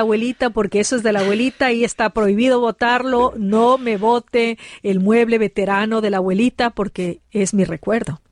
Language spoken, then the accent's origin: Spanish; Ecuador; now in Colorado, United States; mi país, Ecuador